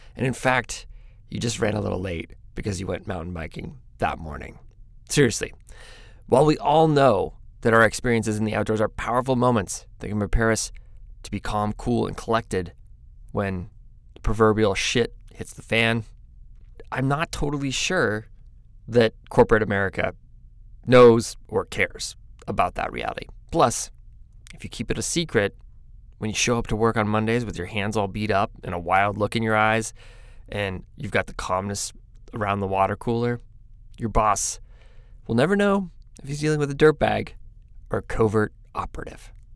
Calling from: Eugene, Oregon, United States; I'm calling from Eugene, Oregon

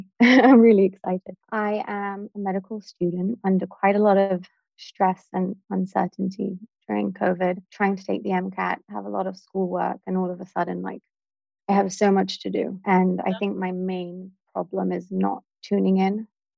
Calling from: Florida, United States; I'm logging in from Florida.

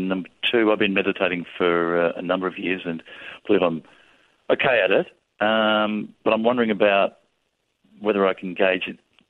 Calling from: Melbourne, Victoria, Australia; I'm ringing from Melbourne, Australia.

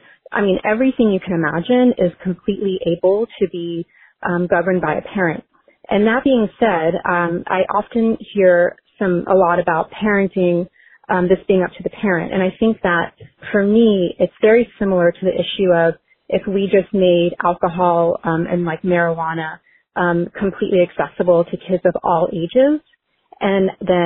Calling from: Seattle, Washington, United States; I'm calling here from Seattle, Washington.

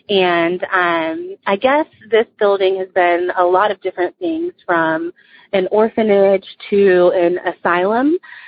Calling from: Dallas, Texas, United States; Hi, Brewskies. … I'm from Dallas, Texas.

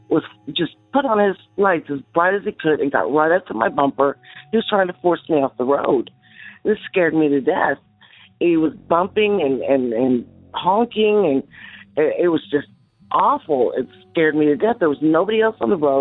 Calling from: Central Arkansas, United States; I'm calling from Central Arkansas

